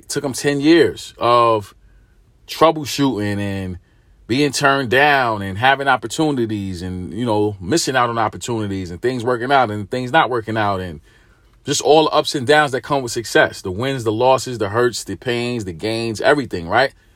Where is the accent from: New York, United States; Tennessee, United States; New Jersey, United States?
New York, United States; New York City; I'm from New York. I'm from Brooklyn.